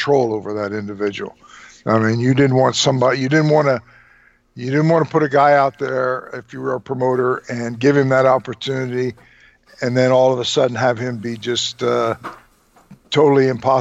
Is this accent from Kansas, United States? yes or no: no; Trenton, New Jersey, United States; I was from Trenton